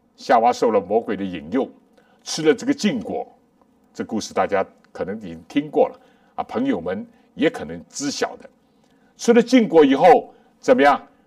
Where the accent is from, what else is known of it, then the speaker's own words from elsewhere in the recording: China; 我们中国人有一句话，有情人终成眷属